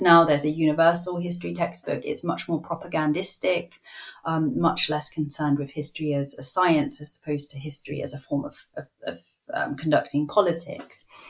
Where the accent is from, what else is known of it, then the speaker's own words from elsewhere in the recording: United Kingdom; as a Brit